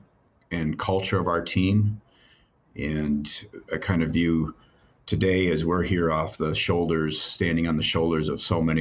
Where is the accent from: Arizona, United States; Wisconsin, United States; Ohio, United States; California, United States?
Wisconsin, United States; Watertown; I grew up in Watertown, Wisconsin